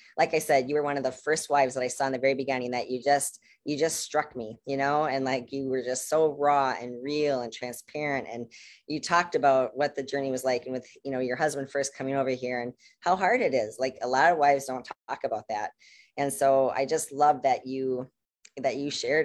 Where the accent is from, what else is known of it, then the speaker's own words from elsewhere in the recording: United States; I'm American